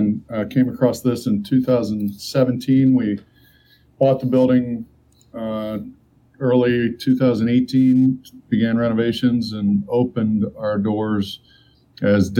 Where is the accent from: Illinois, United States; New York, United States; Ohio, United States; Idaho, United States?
Ohio, United States; Cincinnati; Born and raised in Cincinnati, right over in Oakley Hyde Park area